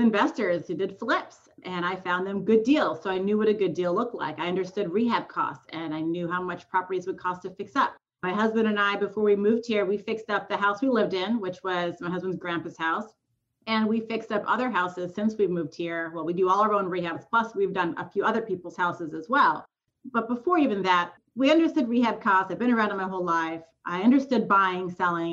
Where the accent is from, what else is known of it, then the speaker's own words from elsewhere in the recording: Southern California, United States; moved away as an adult; now in Memphis, United States; I was born and raised in California, SoCal, moved to Memphis. This is our eighth year here